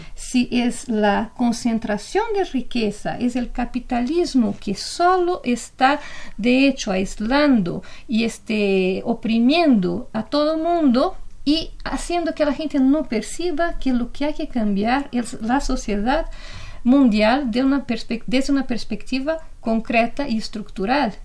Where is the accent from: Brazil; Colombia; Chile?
Brazil; now in Mexico; lo que pasa en mi país